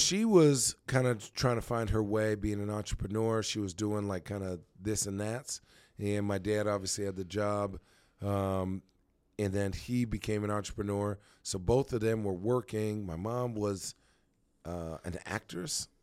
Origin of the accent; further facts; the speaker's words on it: Phoenix, Arizona, United States; also born or lived in White Plains, New York / Brooklyn, New York / New Hampshire / Chandler, Arizona; I was born in White Plains, New York, but I'm from Arizona